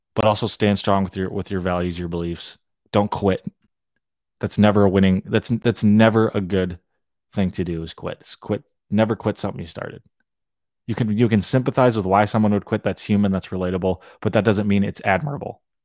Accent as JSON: {"language": "English", "region": "Hawaii", "country": "United States", "tie": "born or raised there", "said": "I grew up in Hawaii"}